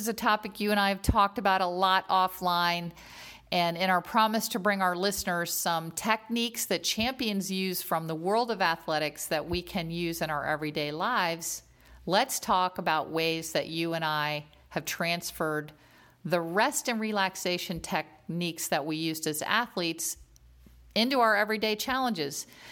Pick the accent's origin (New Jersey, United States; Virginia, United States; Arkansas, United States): Virginia, United States; Northern; I grew up in Northern Virginia